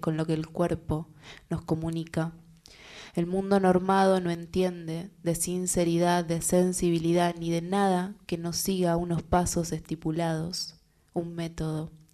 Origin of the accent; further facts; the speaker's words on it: La Matanza, Buenos Aires Province, Argentina; me crié en el conurbano, en La Matanza